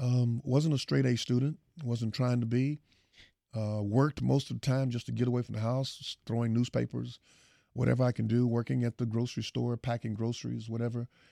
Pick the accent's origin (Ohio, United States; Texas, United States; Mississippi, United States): Texas, United States; Houston; I come from Fifth Ward